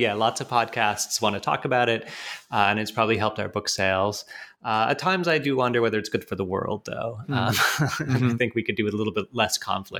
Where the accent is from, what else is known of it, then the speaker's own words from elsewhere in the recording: Canada; also born or lived in United Kingdom; now in United States; I'm actually British by birth, but grew up in Canada. So being Canadian is an important part of my sense of self, absolutely.